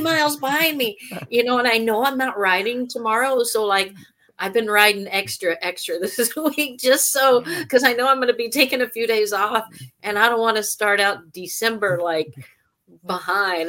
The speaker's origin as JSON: {"language": "English", "region": "Louisiana", "country": "United States", "tie": "born or raised there", "said": "Louisiana, my home state"}